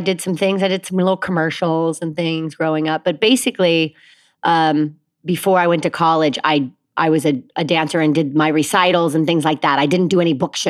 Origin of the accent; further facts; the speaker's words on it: Fort Mitchell, Kentucky, United States; moved away; Fort Mitchell, Kentucky.